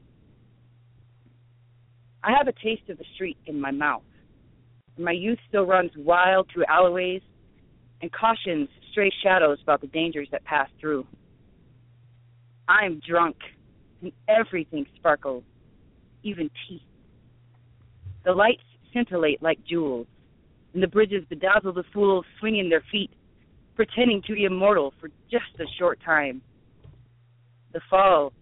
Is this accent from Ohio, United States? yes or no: no; Casper, Wyoming, United States; also born or lived in Milwaukee, Wisconsin; Casper, if you want to call it a city, compared to, like, Milwaukee. But, yes, that's where I'm from